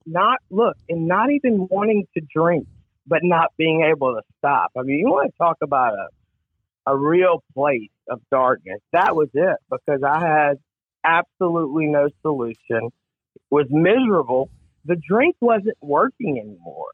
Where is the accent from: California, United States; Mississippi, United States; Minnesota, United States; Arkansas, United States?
Mississippi, United States; Gulfport; I grew up in, uh, in Gulfport, Mississippi, uh, on the Mississippi coast